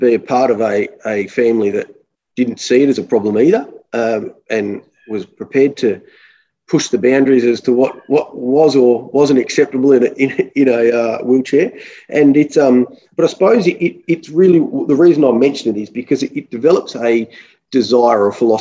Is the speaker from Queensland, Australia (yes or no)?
no; Melbourne, Victoria, Australia; also born or lived in Wangaratta, Victoria; we grew up in Melbourne